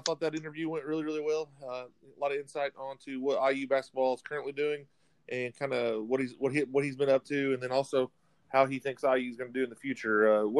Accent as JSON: {"language": "English", "region": "Indiana", "country": "United States", "tie": "born or raised there", "said": "growing up in Indiana"}